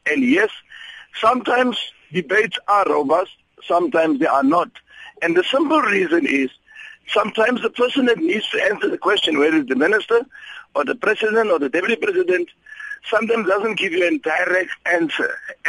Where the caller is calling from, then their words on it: Upington, Northern Cape, South Africa; Good morning. Yes, I'm calling from Upington.